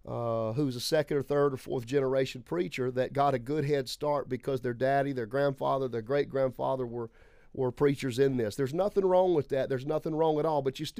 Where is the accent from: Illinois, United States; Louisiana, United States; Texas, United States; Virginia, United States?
Louisiana, United States; Lake Charles; moved away; I'm from Lake Charles, Louisiana originally. I am sixth generation on both sides of my family, apostolic, tongue-talking, holy roller.